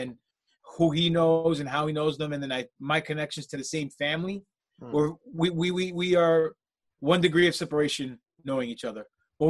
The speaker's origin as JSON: {"language": "English", "region": "New York", "country": "United States", "tie": "born or raised there", "said": "growing up in New York"}